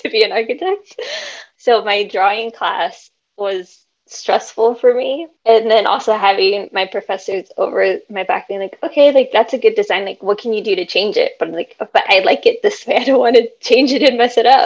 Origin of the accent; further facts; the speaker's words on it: San Francisco Bay Area, California, United States; I grew up with my parents in San Francisco Bay Area. My parents came from Mexico